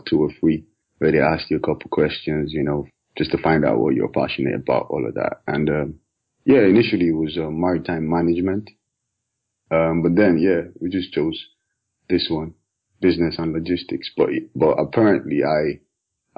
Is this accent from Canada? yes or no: no; Calabar, Cross River, Nigeria; now in United Kingdom; I grew up in Nigeria. Typical Nigerian. Primary school was in Calabar